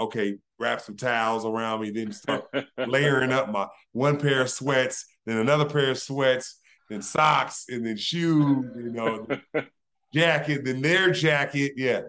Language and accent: English; California, United States; I'm from California, negative 5 is cold